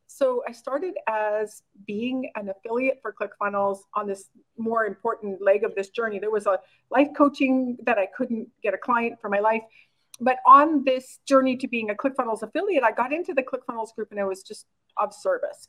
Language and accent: English; Oxbow, Saskatchewan, Canada; moved away; also born or lived in Korea; I was born and raised in a really small town in called Oxbow, Saskatchewan, Canada, with like 1,200 people